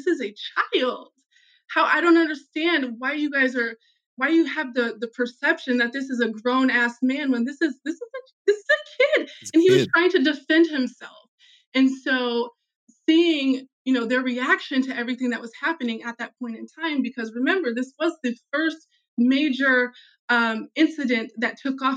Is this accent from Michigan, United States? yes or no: no; Des Moines, Iowa, United States; I grew up in Des Moines in the city for 15 years